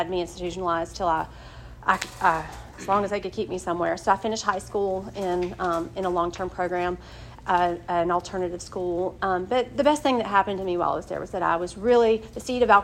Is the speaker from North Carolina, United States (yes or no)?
yes; Wilson, North Carolina, United States; now in Durham, United States; I'm from Wilson, North Carolina. I'm from a great family